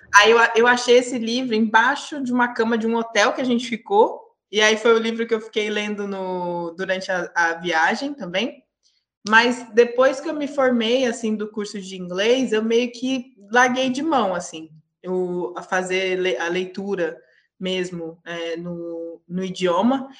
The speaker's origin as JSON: {"language": "Portuguese", "country": "Brazil", "moved": "as an adult", "said": "eu sou brasileira, mas eu já moro fora do país já tem uns quatro anos"}